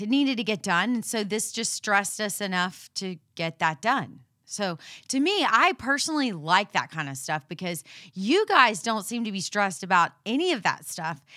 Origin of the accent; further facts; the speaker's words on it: Houston, Texas, United States; we're from Houston